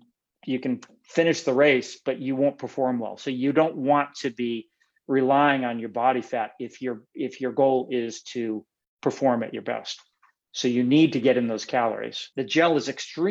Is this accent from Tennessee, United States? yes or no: no; Western New York, United States; moved away as an adult; also born or lived in Buffalo, New York / Schenectady, New York / Huron, New York; now in California, United States; I lived in Western New York mostly. I was born in Buffalo